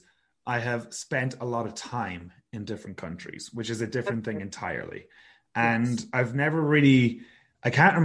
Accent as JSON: {"language": "English", "region": "west of Ireland", "country": "Ireland", "tie": "born or raised there", "said": "my hometown in the west of Ireland."}